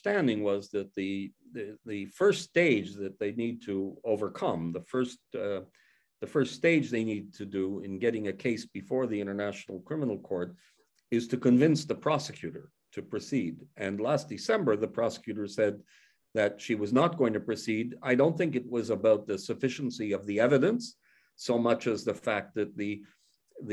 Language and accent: English; Canada; I come from Canada